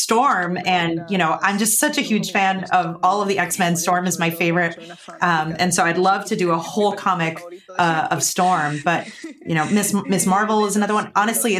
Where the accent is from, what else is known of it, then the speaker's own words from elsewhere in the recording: Spain; It's, you know, I'm from Spain, and that's a thing that maybe isn't a mainstream pose that would be recognizable around the world, but anybody here in Spain would definitely recognize that that's a flamenco pose.